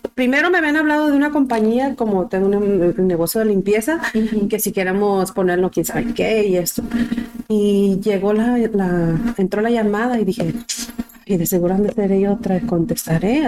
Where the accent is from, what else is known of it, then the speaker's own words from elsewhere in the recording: Michoacán, Mexico; now in United States; Soy michoacana, al topi que te pregunta la gente, ¿de dónde eres? De Michoacán.